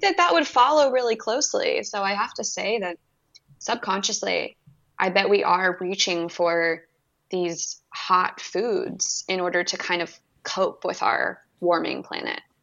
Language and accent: English; California, United States; moved away; I'm from California originally